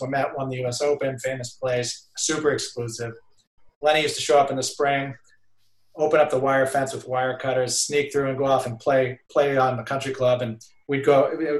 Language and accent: English; Brookline, Massachusetts, United States; also born or lived in Somerville, Massachusetts; I was born in Somerville and grew up. Went to Brookline High